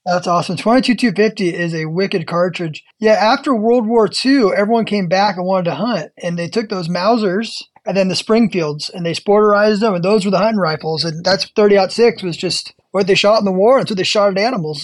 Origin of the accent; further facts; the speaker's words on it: California, United States; I'm from California